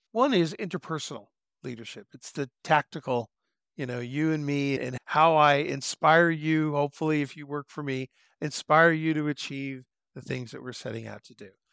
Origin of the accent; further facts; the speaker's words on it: Southern California, United States; moved away as an adult; I grew up in Southern California and I jumped into the Air Force when I was 18